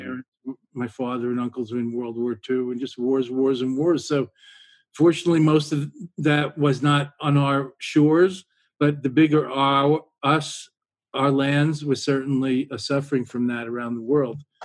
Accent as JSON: {"language": "English", "region": "New York", "country": "United States", "moved": "yes", "lives_now": "near Boston, United States", "said": "being a New Yorker originally"}